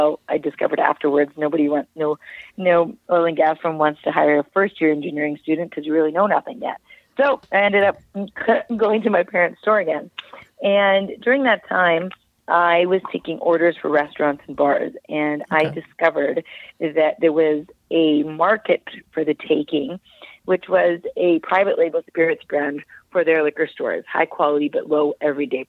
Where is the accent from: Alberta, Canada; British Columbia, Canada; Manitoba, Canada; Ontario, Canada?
Alberta, Canada; Calgary; I'm born and raised in Calgary, Alberta